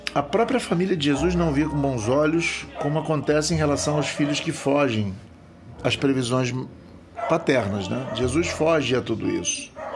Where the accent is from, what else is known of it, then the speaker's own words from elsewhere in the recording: Rio de Janeiro, Brazil; eu sou da cidade do Rio de Janeiro